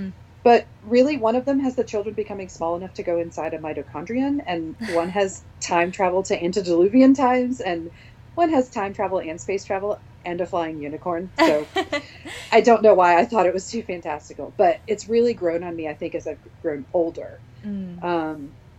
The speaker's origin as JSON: {"language": "English", "region": "Virginia", "country": "United States", "tie": "born or raised there", "moved": "yes", "lives_now": "Texas, United States", "said": "Well, I live in Texas right now, but I grew up in Virginia, so the mountains are kind of always in my soul."}